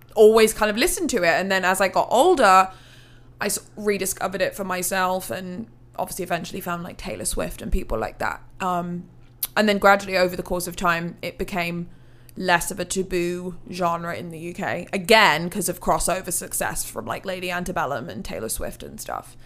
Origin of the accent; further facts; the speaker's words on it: Hereford, West Midlands, United Kingdom; moved away as an adult; now in Nashville, United States; I'm from England, originally. Very small, small, small, small city called Hereford.